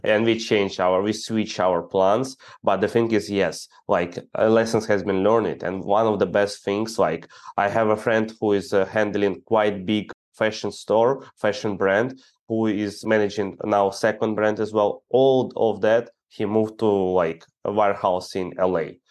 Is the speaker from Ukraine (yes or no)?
yes; Ukraine; I'm the guy from Ukraine